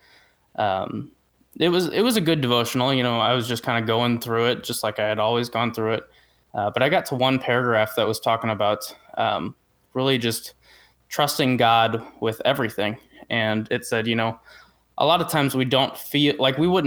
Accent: St. Louis, Missouri, United States; I'm from the St. Louis, Missouri area.

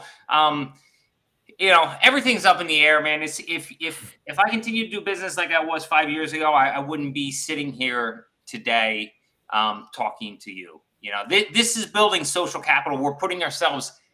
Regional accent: Philadelphia, Pennsylvania, United States; I'm from Philadelphia

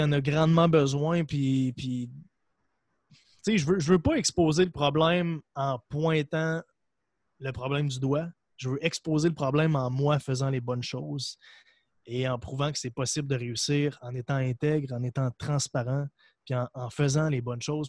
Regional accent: Percé, Quebec, Canada; also born or lived in Montreal; je viens d'un endroit en Gaspésie. en fait, je suis né à Montréal, puis euh, j'ai déménagé à l'âge de 5 ans en Gaspésie, dans un village qui s'appelle Percé

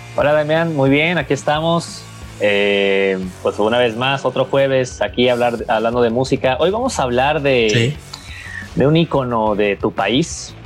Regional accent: Mexico; siendo mexicano

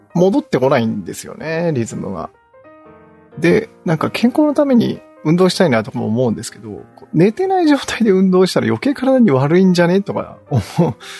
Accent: near Yawataya Isogoro, Nagano, Japan; 私の地元の、に、地元に近い、まあ、企業で

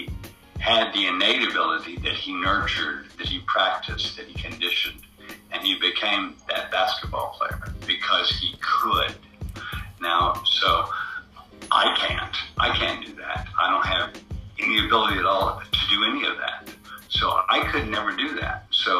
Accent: New York, United States; also born or lived in Atlanta / New Orleans; now in Los Angeles, United States; I live mostly in Los Angeles now, but I grew up in Atlanta and New Orleans and New York, mostly New York of those three places.

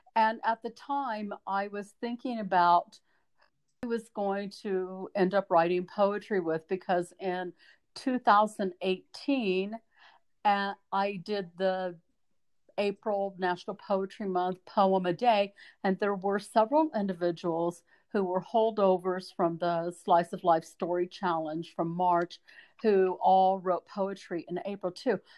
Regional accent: Southwest Missouri, United States; now in Idaho, United States; growing up in Southwest Missouri and being a Missouri hillbilly

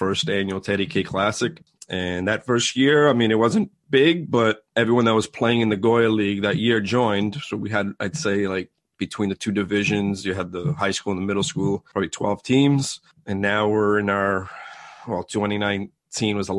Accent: Boston, Massachusetts, United States; also born or lived in Jamaica Plain / Roslindale / Dedham; I grew up in Boston.

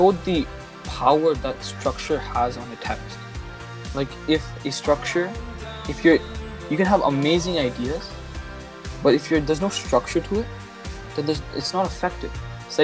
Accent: Canada; I grew up in Canada

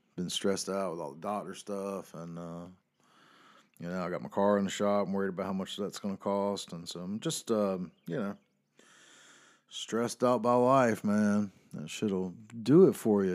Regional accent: the South, United States; I grew up in South

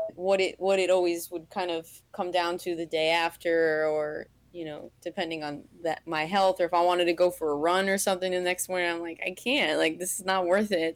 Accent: New York, United States; moved away as an adult; now in Harrisburg, United States; I'm natively a New Yorker

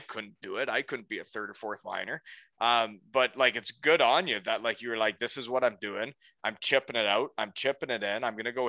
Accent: Elmira, New York, United States; after I'd only played in Elmira, my hometown

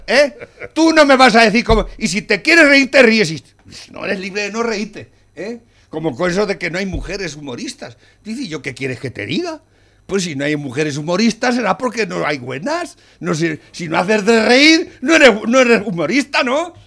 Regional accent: Spain

